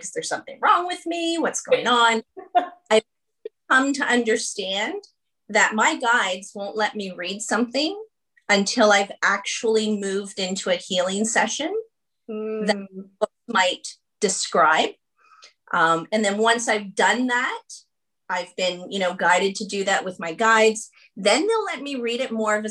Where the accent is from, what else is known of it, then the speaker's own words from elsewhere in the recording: Canada; I am the 7th child to my parents who are Irish immigrants. But the interesting piece to that is I'm the first Canadian.